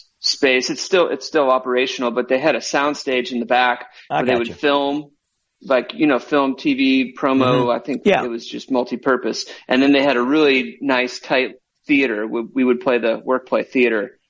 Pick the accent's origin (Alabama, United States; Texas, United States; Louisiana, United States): Alabama, United States; Vestavia Hills; We grew up in Vestavia, which is right adjacent to Mountain Brook